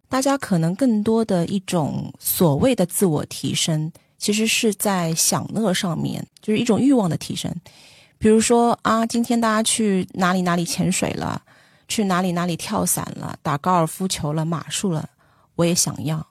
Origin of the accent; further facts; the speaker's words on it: Shanghai, China; 我是上海人嘛， 没有住房租金的这个压力